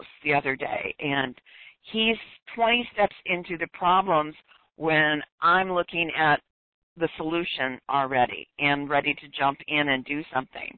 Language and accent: English; Detroit, Michigan, United States; moved away; born and raised in Detroit